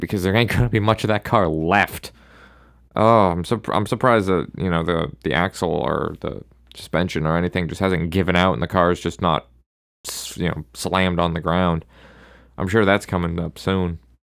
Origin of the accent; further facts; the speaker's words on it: Maine, United States; my home state of Maine